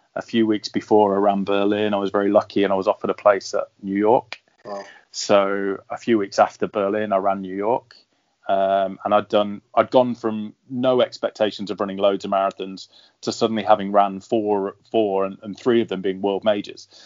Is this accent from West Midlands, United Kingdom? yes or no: no; London, United Kingdom; my hometown